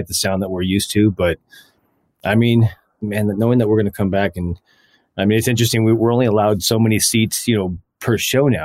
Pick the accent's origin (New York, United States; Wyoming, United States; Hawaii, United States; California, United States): California, United States; moved away as an adult; now in Las Vegas, United States; I grew up in California